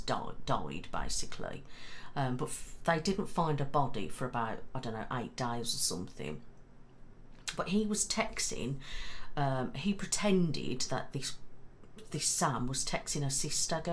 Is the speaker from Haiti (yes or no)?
no; Mid Staffordshire, West Midlands, United Kingdom; I'm from Mid Staffs.